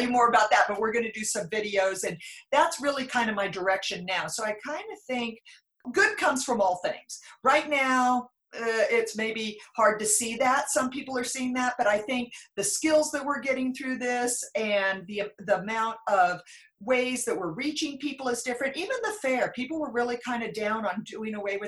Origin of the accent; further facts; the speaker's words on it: Klamath Falls, Oregon, United States; moved away as an adult; also born or lived in Australia; now in Rogue Valley, United States; I'm from Southern Oregon. I grew up in Klamath Falls